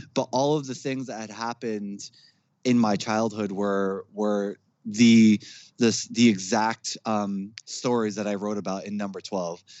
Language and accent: English; Jersey City, New Jersey, United States; also born or lived in Newark; I was born in Newark, grew up in Jersey City. Um, I still live in Jersey